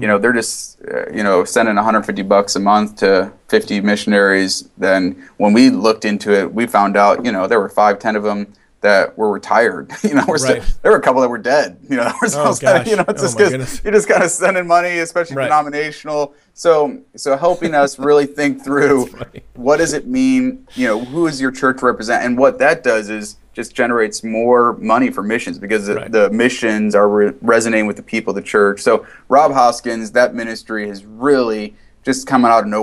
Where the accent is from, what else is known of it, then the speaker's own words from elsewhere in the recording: Wheaton, Illinois, United States; I grew up in Wheaton